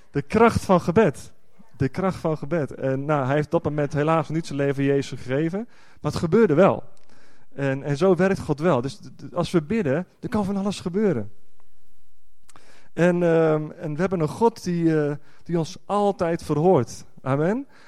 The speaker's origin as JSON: {"language": "Dutch", "country": "Netherlands", "said": "voor mij als echte Nederlander, als je dan een andere taal Gods, eh, Gods woord hoort, ja, dat doet dan toch wat"}